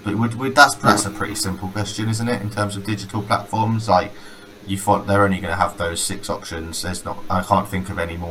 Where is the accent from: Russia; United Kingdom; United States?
United Kingdom; Bedfordshire, East of England; I'm from Bedfordshire